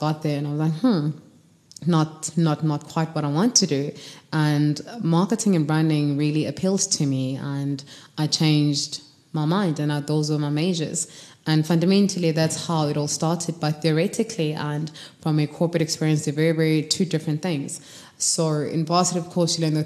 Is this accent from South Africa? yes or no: yes; Kimberley, Northern Cape, South Africa; moved away as an adult; now in Johannesburg, South Africa; I'm from Kimberley, raised small town all the way to high school.